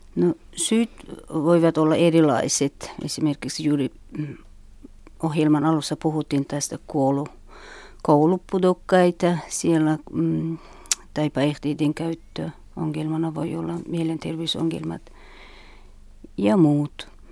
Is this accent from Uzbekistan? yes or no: yes; Uzbekistan; Finnish is a second language; now in Finland; mä olen Uzbekistanista ja tulin Suomen vuonna 1998 eli 15 vuotta